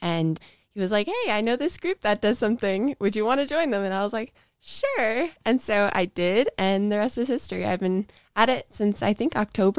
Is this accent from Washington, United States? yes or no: yes; Seattle, Washington, United States; I am from Seattle, Washington.